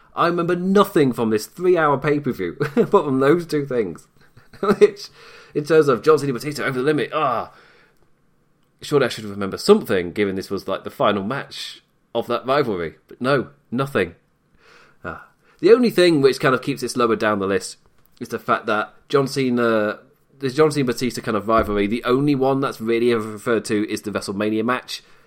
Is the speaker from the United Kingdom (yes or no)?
yes; United Kingdom; I am British